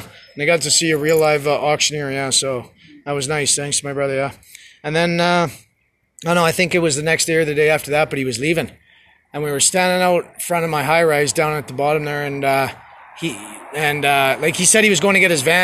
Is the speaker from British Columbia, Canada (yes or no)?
no; Winnipeg, Manitoba, Canada; moved away as an adult; also born or lived in Calgary; I grew up in Winnipeg, Manitoba. That's where I'm from.